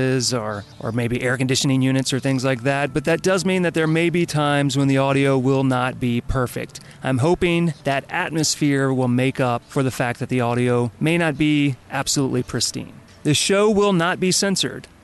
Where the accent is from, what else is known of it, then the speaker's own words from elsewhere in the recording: Baton Rouge, Louisiana, United States; now in Los Angeles, United States; I was born in Baton Rouge, Louisiana in 1977